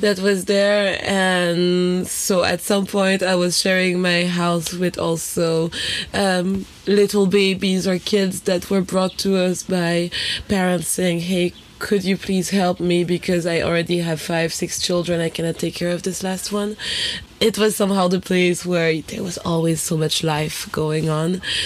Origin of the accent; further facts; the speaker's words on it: Haiti; also born or lived in France; now in Berlin, Germany; we grew up together in Haiti